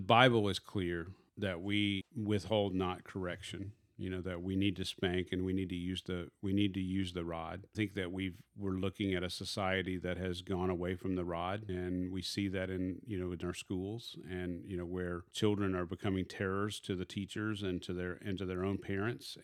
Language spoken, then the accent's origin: English; Arkansas, United States; I am from Arkansas